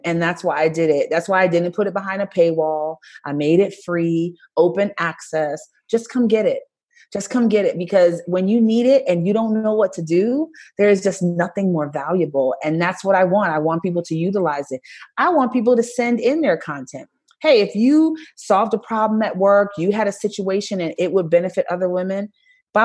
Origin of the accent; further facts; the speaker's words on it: Brooklyn, New York, United States; I'm from Brooklyn